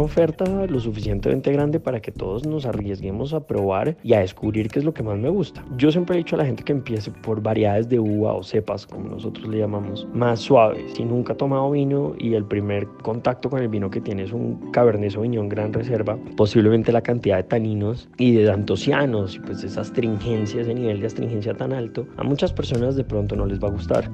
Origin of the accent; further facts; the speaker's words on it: Bogotá, Colombia; soy colombiano, bogotano